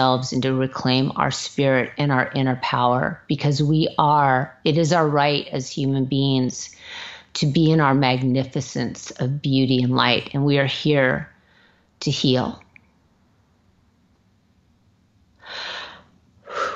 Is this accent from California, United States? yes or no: yes; Manhattan Beach, California, United States; Timmy and I grew up in Manhattan Beach